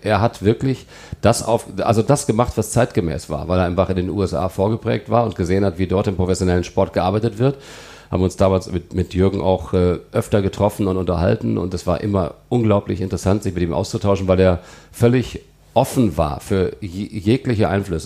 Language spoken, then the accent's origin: German; Melle, Lower Saxony, Germany; moved away as an adult; also born or lived in Celle; now in Cologne, Germany; Melle liegt bei Osnabrück, ja. da bin ich groß geworden